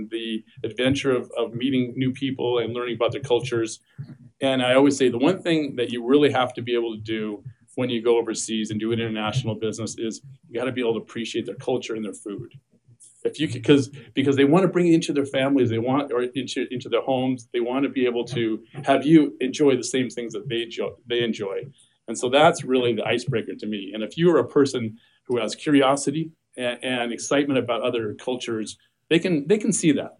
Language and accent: English; Seattle, Washington, United States; also born or lived in Mexico; now in Arizona, United States; I'm originally from Seattle